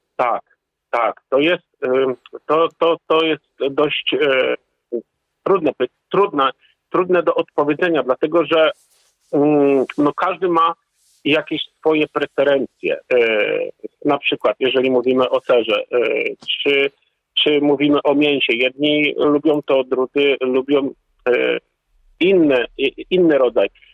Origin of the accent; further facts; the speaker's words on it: Poland